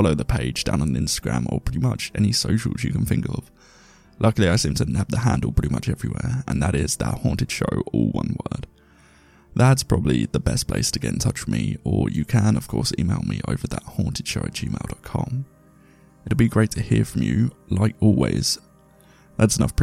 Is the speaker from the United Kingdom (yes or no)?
yes; England, United Kingdom; I'm English and uncouthed.